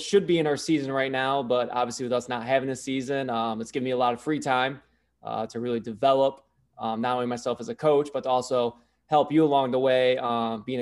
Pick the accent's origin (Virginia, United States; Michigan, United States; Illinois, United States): Michigan, United States; Brown City; moved away as an adult; also born or lived in Southern Maine; now in Maine, United States; I was born and raised in Michigan, went to Brown City